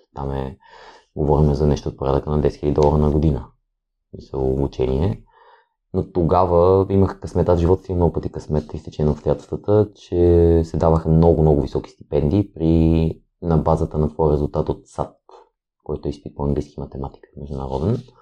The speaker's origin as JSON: {"language": "Bulgarian", "town": "Kyustendil", "region": "Kyustendil Province", "country": "Bulgaria", "tie": "born or raised there", "also_born_or_lived": "Sofia", "moved": "yes", "said": "Аз съм родом от Кюстендил, там съм израснал"}